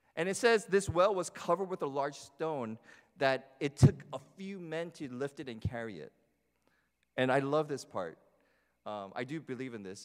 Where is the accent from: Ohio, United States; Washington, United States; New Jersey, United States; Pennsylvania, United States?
New Jersey, United States; growing up in New Jersey